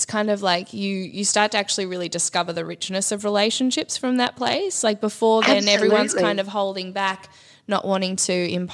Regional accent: Victoria, Australia; moved away; also born or lived in Byron Bay, New South Wales / Queensland; I was from Victoria and then I moved to Queensland.

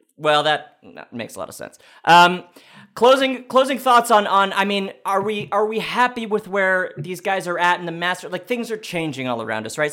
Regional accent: New York, United States; I'm from here. I'm from New York

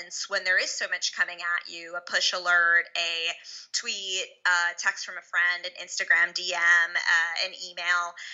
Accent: Larchmont, New York, United States; I grew up in Westchester County, just outside the city in a town called Larchmont.

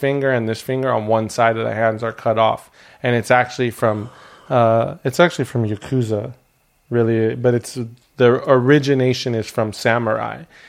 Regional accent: Burbank, California, United States; I grew up in Burbank

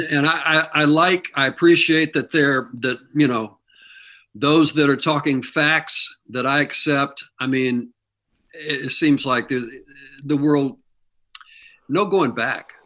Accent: Kansas City, Missouri, United States; moved away; I grew up in Missouri.

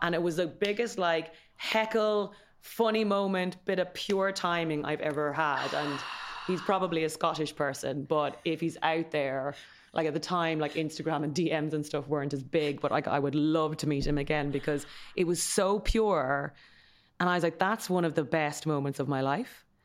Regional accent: Kildare, County Kildare, Ireland; We grew up in Kildare town

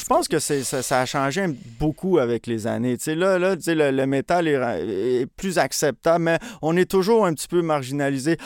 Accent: Montreal, Quebec, Canada; je suis né à Montréal. Euh, j'ai un frère jumeau. Je suis né dans le quartier à Montréal-Saint-Michel

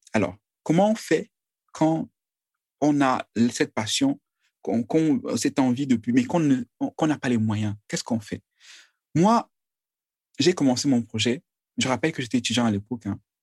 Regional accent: Menoua, West, Cameroon; je suis Camerounais, je, je suis euh, de la Menoir

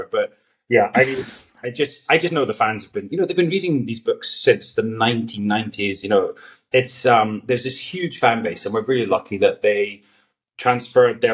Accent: Galloway, Scotland, United Kingdom; my hometown in the southwest in Galloway

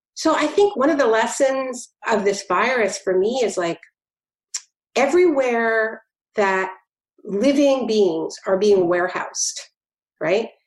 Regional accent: Canada; now in New Jersey, United States; I'm Canadian

